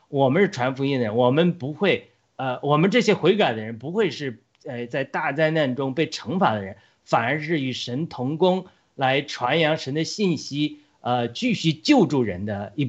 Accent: United States; 或者说我们美国人现在要面临这个试炼来临的一个可能的原因

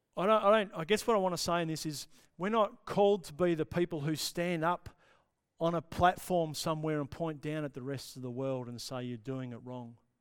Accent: Australia; perhaps as Australian followers of Jesus, Australian Christians

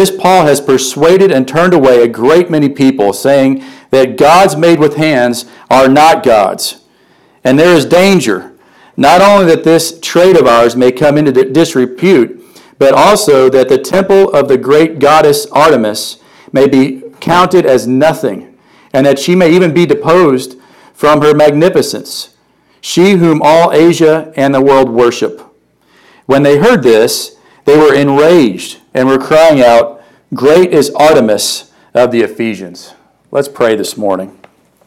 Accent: Vienna, Illinois, United States; now in Carbondale, United States; I grew up in Vienna, Illinois.

